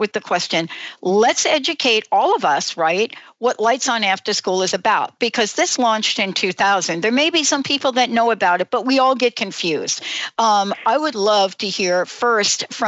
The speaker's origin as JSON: {"language": "English", "town": "New York City", "region": "New York", "country": "United States", "tie": "born or raised there", "moved": "yes", "lives_now": "Washington, United States", "said": "I grew up in the Bronx"}